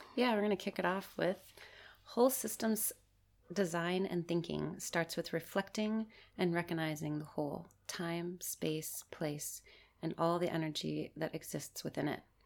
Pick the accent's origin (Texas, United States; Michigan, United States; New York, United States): Michigan, United States; I'm from Michigan in the United States